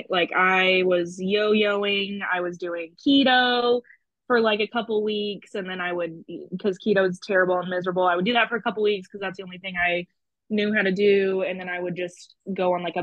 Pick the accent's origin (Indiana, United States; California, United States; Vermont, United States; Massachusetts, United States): Indiana, United States; Sullivan; moved away as an adult; now in Evansville, United States; I'm from Sullivan, which is a super small country town. I've lived in Evansville for like 6 years